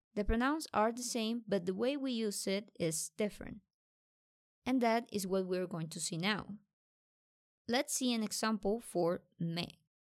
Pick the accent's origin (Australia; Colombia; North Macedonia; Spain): Colombia; I'm from Colombia